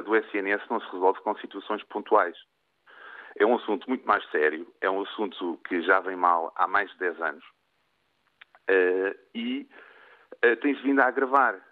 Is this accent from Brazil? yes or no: no; Portugal; also born or lived in Lisbon; enquanto português